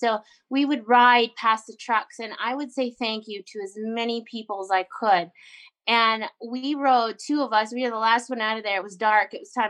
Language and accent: English; Canada; I grew up on the Alaska Highway.